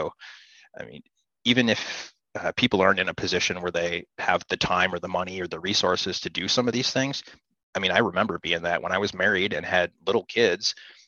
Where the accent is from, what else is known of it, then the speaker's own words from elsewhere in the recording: Midwest, United States; For me, I grew up here in the Midwest hunting tree stands and watching deer walk under me and watching them play.